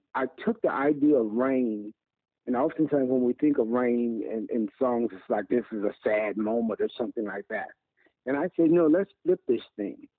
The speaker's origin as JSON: {"language": "English", "region": "Mississippi", "country": "United States", "moved": "yes", "lives_now": "Philadelphia, United States", "said": "I'm from Mississippi from a southern gospel background"}